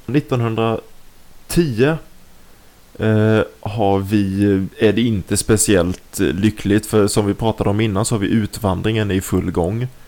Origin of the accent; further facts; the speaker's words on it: Nybro, Kalmar County, Sweden; moved away as an adult; now in Malmö, Sweden; vi kommer båda ifrån Nybro, eh, men vi har flyttat. Du bor i Stockholm idag, jag bor i Malmö.